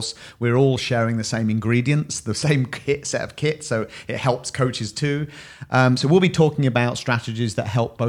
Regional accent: United Kingdom; We're British.

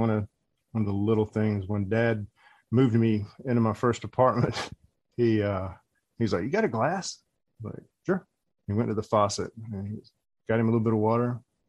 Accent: Dothan, Alabama, United States; moved away as an adult; also born or lived in Orlando; I'm from Dothan. You know, my parents

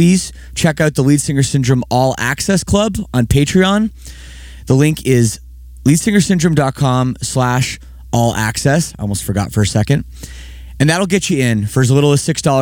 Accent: Toronto, Ontario, Canada; moved away as an adult; now in Windsor, Canada; I'm from Toronto area originally. I've lived in Windsor for 3 years.

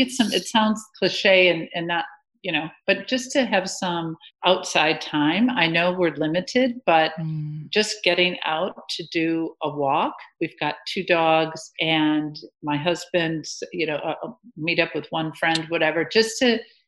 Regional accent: Beaver Dam, Wisconsin, United States; moved away as an adult; also born or lived in Madison, Wisconsin; now in Australia; I'm from Beaver Dam, Wisconsin

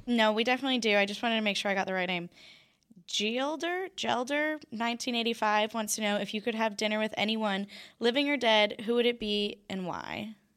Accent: Orlando, Florida, United States; moved away as an adult; now in Dallas, United States; I'm from Orlando

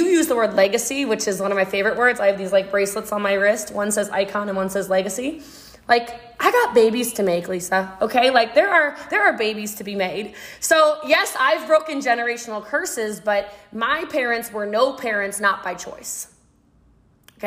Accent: Maryland, United States; I'm from Maryland

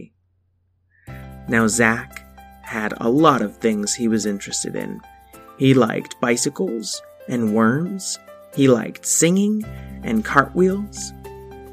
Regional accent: New England, United States; moved away; I am originally from New England

